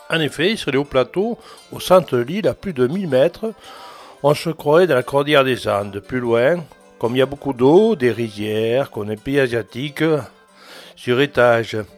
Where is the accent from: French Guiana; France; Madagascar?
Madagascar; Antananarivo, Analamanga; suis originaire de Tana, l'ethnie Mérina.